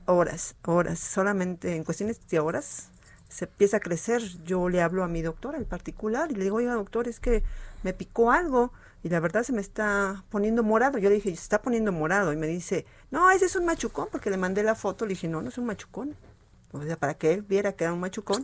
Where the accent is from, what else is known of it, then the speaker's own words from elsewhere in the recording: Mexico; como buena mexicana que somos